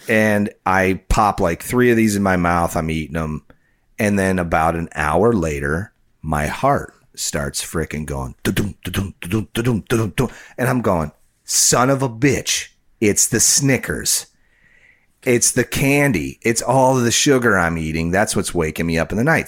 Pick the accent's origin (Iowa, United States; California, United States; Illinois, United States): Illinois, United States; Chicago; my area where I grew up in Chicagoland area